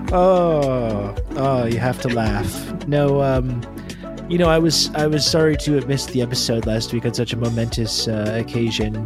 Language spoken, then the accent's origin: English; Canada; being Canadian